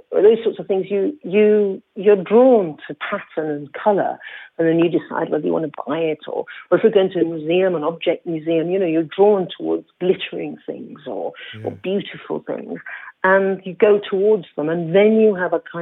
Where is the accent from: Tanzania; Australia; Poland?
Tanzania; Zanzibar; I come from Zanzibar